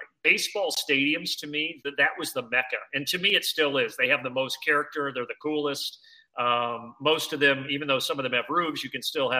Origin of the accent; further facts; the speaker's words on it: Southern Indiana, United States; growing up in Southern Indiana